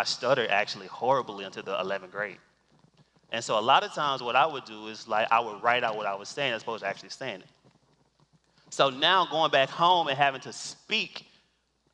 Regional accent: Cleveland, Mississippi, United States; moved away; I'm from Cleveland, Mississippi, born and bred.

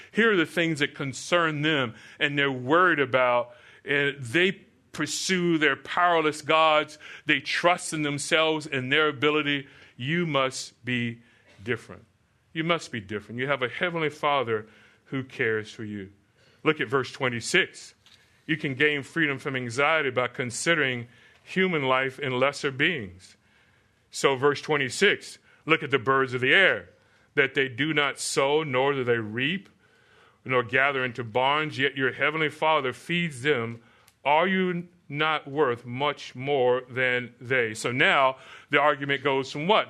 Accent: Florida, United States; moved away; I grew up in Florida, so I would see, uh, we lived through many, many hurricanes.

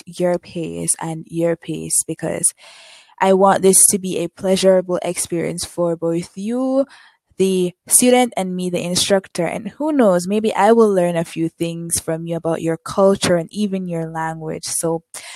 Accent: Jamaica; first language English; I'm from the small island of Jamaica

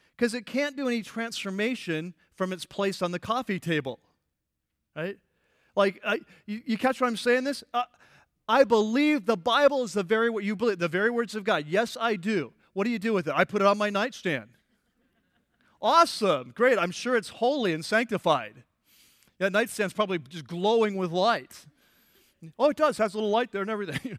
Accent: United States; also born or lived in California; our country, United States

